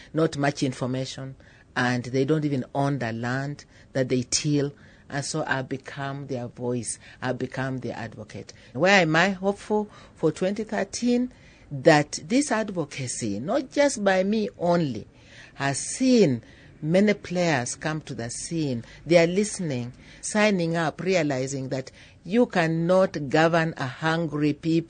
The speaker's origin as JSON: {"language": "English", "country": "Kenya", "said": "I'm from Kenya, a food and nutrition scientist."}